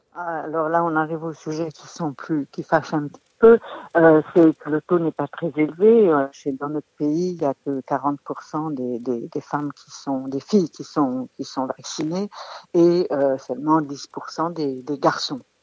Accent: France; chez nous, en France

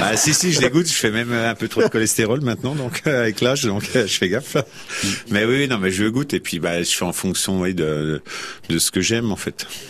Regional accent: Dijon, Bourgogne-Franche-Comté, France; also born or lived in Lyon; now in Auxerre, France; je viens de Dijon, je, suis, châtillonnais, donc Côte de Rien.

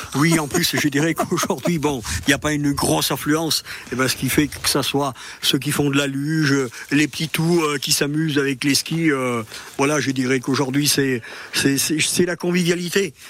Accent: Chastreix, Auvergne-Rhône-Alpes, France; je suis natif de Chastrey mm. euh, ça fait 70 ans que j'y habite

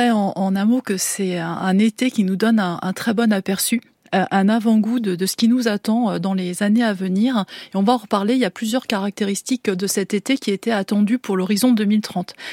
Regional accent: Corsica, France; born there; C'est du jamais vu alors que je suis né en Corse.

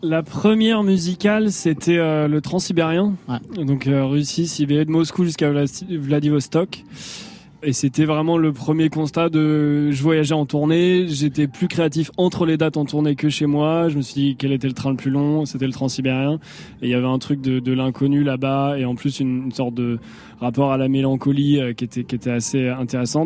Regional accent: Angers, Pays de la Loire, France; là d'où je viens, donc Angers, euh, la région de la Loire par là

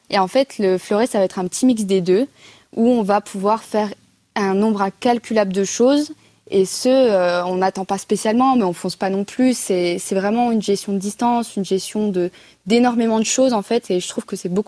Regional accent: Bourgogne-Franche-Comté, France; C'est ça, c'est en France, c'est une chance hein, pour ma génération de pouvoir faire des Jeux

